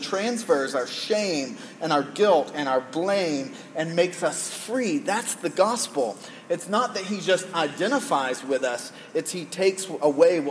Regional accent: United States; as an American male living in the most sexualized culture in the world

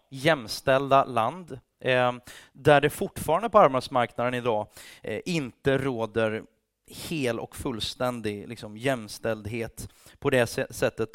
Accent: Sweden; also born or lived in England

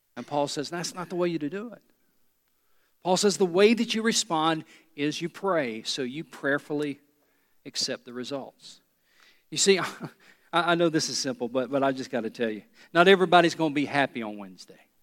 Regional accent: United States; I am an American

